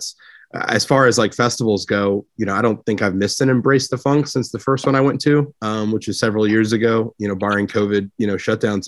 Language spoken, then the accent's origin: English; Tennessee, United States; now in St. Petersburg, United States; I'm from Tennessee, so it's always like home soil for me.